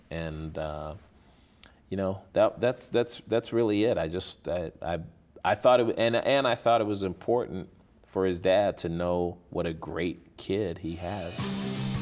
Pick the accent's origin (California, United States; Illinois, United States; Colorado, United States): Illinois, United States; Chicago; moved away as an adult; growing up on the South Side of Chicago